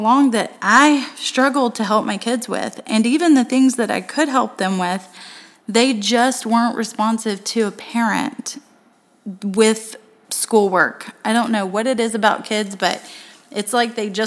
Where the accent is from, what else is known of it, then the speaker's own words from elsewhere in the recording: Tennessee, United States; now in Florida, United States; I'm from Tennessee